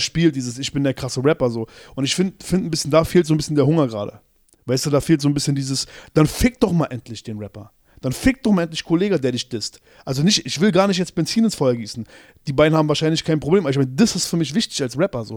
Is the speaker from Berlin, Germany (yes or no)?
yes; Berlin, Germany; als Berliner